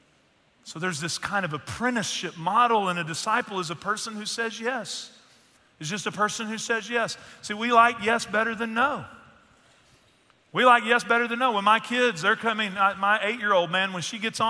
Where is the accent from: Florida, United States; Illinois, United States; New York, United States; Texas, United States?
Texas, United States; Northeast; moved away; the church that I grew up in Northeast Texas.